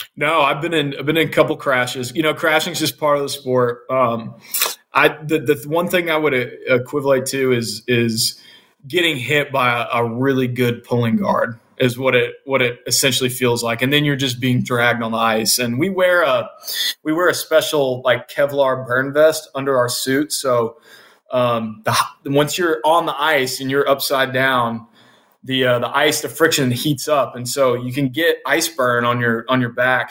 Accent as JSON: {"language": "English", "town": "Oxford", "region": "Mississippi", "country": "United States", "tie": "born or raised there", "said": "especially to play for my hometown."}